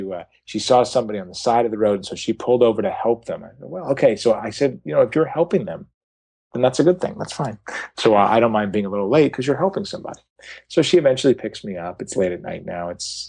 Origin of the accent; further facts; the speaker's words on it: Los Angeles, California, United States; oh my God, I'm from Los Angeles. I'm hosting a television show.